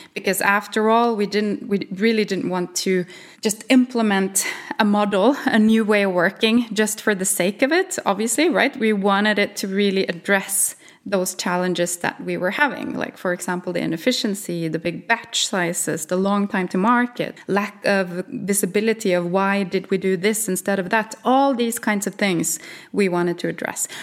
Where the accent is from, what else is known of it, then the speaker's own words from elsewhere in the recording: Norway; English is a second language; I'm from Norway